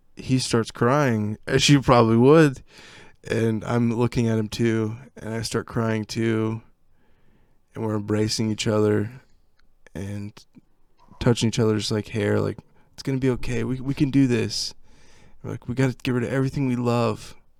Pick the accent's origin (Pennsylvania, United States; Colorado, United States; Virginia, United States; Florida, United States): Virginia, United States; also born or lived in Canton (outskirts); when I was about ten, I moved to Virginia from Canton, right on the outskirts of Canton